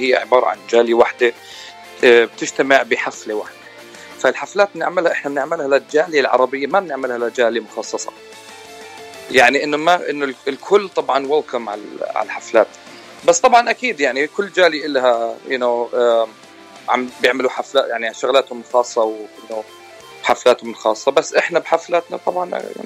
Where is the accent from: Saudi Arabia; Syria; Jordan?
Jordan; moved away as an adult; also born or lived in Palestine (ancestry); now in California, United States; انا آه يعني اوريجينالي من فلسطين بس مواليد الاردن آه، تخرجت من الاردن واجيت على امريكا تقريبا بال 2005